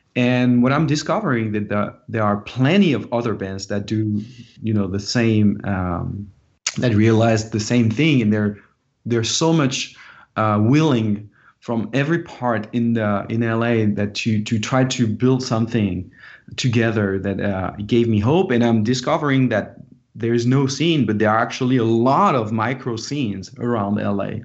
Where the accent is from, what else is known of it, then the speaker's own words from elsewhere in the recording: France; now in Los Angeles, United States; an international band because I'm from France